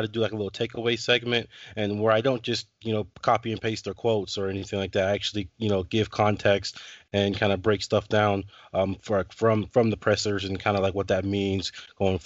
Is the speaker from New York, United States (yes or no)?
no; Anchorage, Alaska, United States; I'm born and raised in Anchorage, Alaska